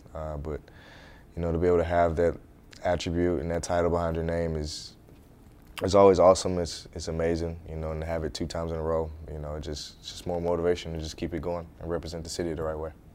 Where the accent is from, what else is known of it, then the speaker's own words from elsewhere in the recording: St. Louis, Missouri, United States; moved away as an adult; growing up in St. Louis playing middle school, high school